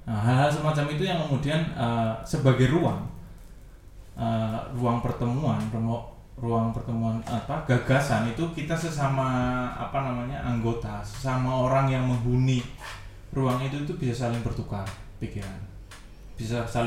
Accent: Java, Indonesia; born there; karena kita lahir misal aku lahir gitu di Jawa yang kemudian sudah ketemu musik dangdut dari zaman segitu

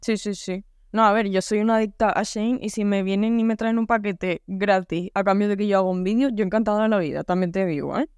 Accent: Canary Islands, Spain; accent: Canarian; yo pues tengo el acento canario

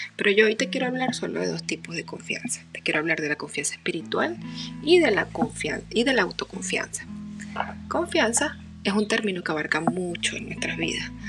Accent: Barquisimeto, Lara, Venezuela; nací en Barquisimeto, Venezuela.

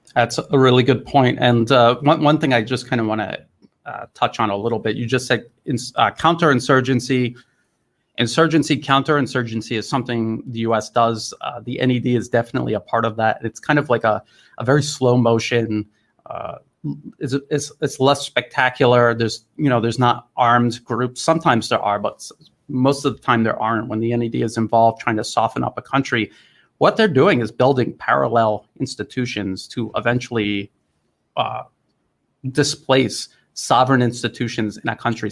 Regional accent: United States; now in Thailand; as an American

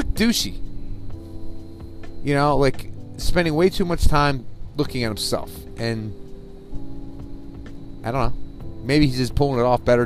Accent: New Jersey, United States; growing up in New Jersey

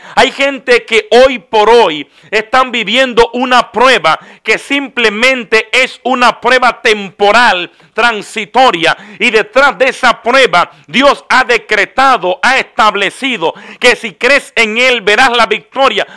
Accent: Dominican Republic; En mi país, República Dominicana

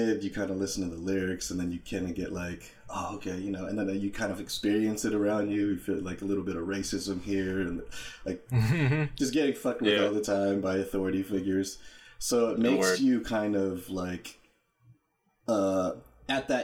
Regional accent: Santa Ana, California, United States; I'm originally from Santa Ana, California

